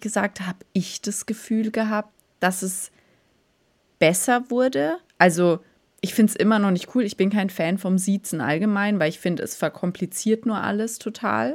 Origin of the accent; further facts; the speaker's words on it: Germany; bei uns in Deutschland